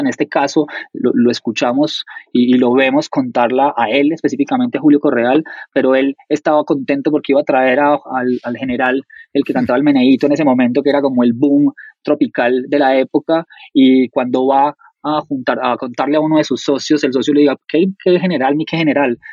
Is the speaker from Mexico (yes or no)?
no; Colombia